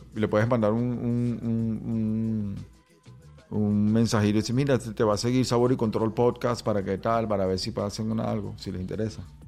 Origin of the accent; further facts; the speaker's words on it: Venezuela; now in Los Angeles, United States; Yo soy un venezolano, yo soy un venezolano rapero que ya tiene tiempo aquí en Los Ángeles